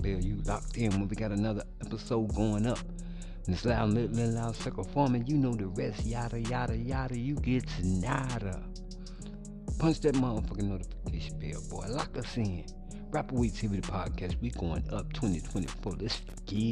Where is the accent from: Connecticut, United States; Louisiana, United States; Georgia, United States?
Louisiana, United States; my home state, Louisiana